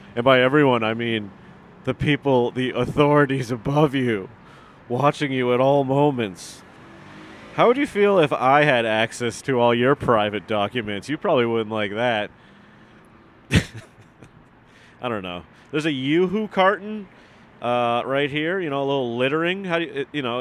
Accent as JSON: {"language": "English", "region": "Massachusetts", "country": "United States", "tie": "born or raised there", "said": "I grew up in Massachusetts"}